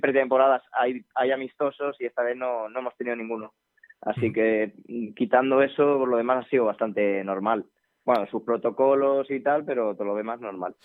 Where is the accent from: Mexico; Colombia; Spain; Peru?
Spain; Somos gente de Alcázar